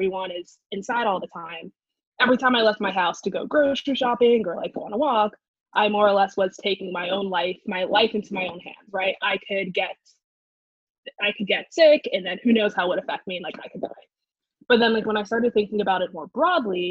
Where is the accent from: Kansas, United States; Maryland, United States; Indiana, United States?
Maryland, United States; Gaithersburg; also born or lived in Frederick, Maryland / New York; I am from Gaithersburg, Maryland